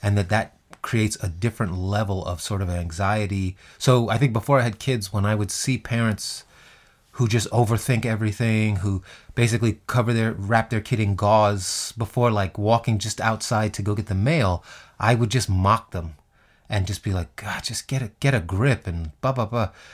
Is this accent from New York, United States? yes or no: yes; New York City, New York, United States; Growing up in Queens as a black kid